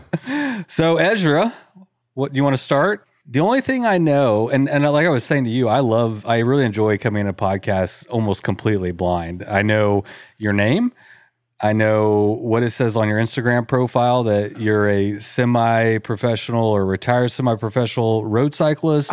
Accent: College Station, Texas, United States; Bryan College Station, which is my hometown and where I live.

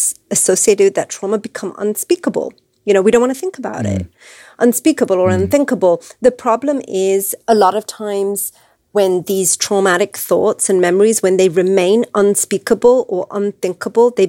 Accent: England, United Kingdom; also born or lived in Wisconsin, United States; now in United States; my parents were visiting from England, where I was born and raised

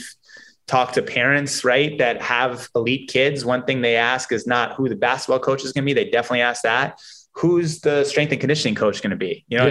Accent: New York City, New York, United States; Grew up in Manhattan, went to high school in the Bronx

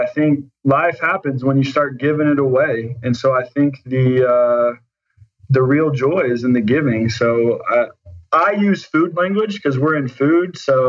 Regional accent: Oklahoma City, Oklahoma, United States; Oklahoma City, Oklahoma.

